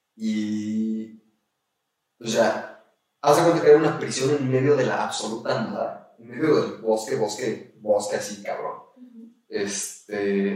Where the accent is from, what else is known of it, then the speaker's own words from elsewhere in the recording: Mexico; pues tenía un pasaporte mexicano y sí soy completamente mexicano